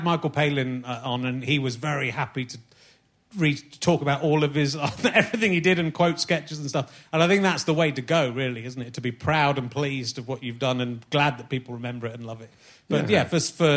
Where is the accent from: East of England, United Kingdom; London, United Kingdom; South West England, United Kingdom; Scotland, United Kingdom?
South West England, United Kingdom; Somerset; I was growing up in Somerset